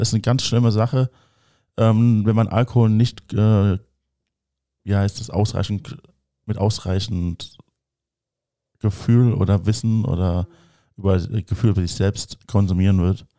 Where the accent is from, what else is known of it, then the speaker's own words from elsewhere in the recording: Germany; bei uns in Deutschland